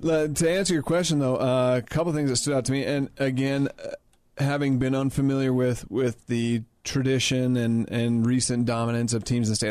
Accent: Utah, United States; here in my home state

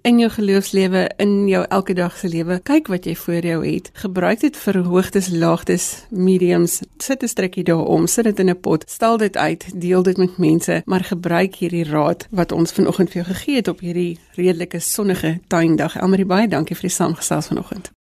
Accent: Gauteng, South Africa; as 'n kind het ek ek in Gauteng groot geword

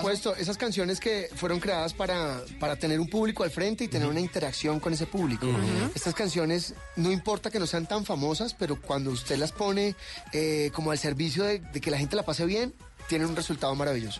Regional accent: Barranquilla, Atlántico, Colombia; Nací en Barranquilla Atlántico, aunque no parezca.

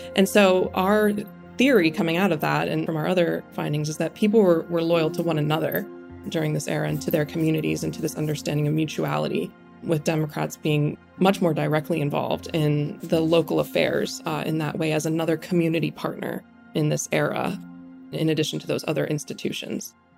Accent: Western Pennsylvania, United States; growing up in Western Pennsylvania

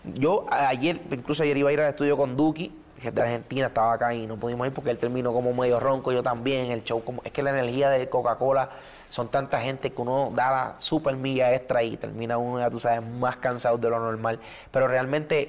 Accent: Puerto Rico; soy bien cultural de Puerto Rico

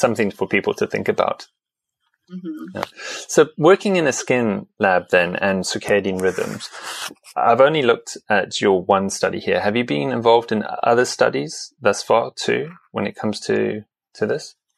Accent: South Africa; I come from South Africa, so a very sunny environment

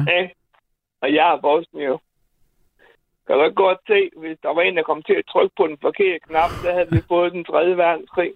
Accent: Bosnia & Herzegovina; now in Denmark; jeg er en homoseksuel bosnier

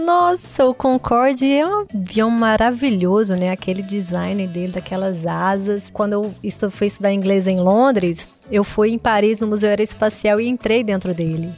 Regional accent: Goiânia, Goiás, Brazil; also born or lived in Mozarlândia; eu nasci em Goiânia, mas eu morei até os 3, 4 anos na fazenda, lá na roça mesmo, interior de Mozarlândia

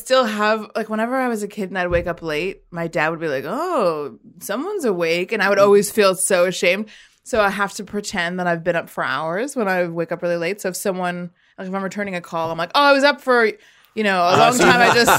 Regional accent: New York, United States; moved away as an adult; now in Australia; because I'm from New York.

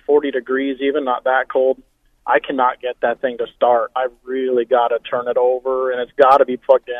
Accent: Payson, Arizona, United States; I'm from Payson. I end up being in the mountains quite a bit.

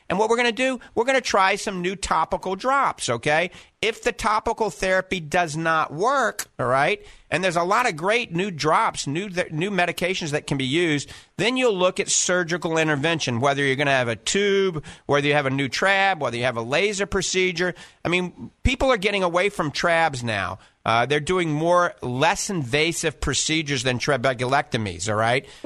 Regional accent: Clearwater, Florida, United States; You know, it's just a hop, skip, and a jump from where we're from Clearwater.

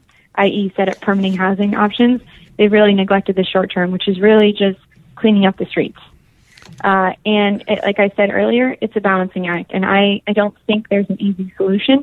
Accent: Boston, Massachusetts, United States; moved away as an adult; also born or lived in New Hampshire; now in San Francisco, United States; Well, I'm from Boston originally, so I'm from the East Coast, and grew up in New Hampshire and Boston, actually

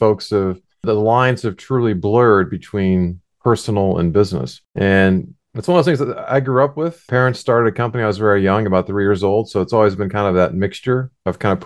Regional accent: Cleveland, Ohio, United States; My partner Jack Mancini are both from the Cleveland, Ohio area

